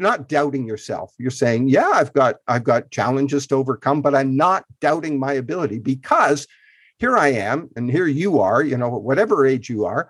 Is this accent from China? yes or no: no; Canada; I grew up in Canada, in rural Canada